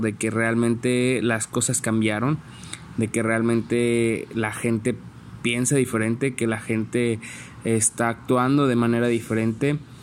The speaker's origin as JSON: {"language": "Spanish", "region": "San Luis Potosí", "country": "Mexico", "tie": "born or raised there", "said": "soy originario de San Luis Potosí"}